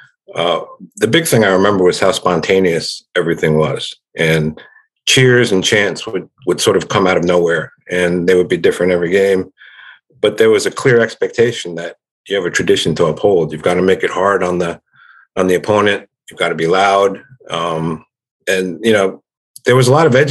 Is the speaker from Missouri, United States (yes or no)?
no; New Jersey, United States; moved away as an adult; I grew up in New Jersey, right? So I was another New Jersey person going to Duke.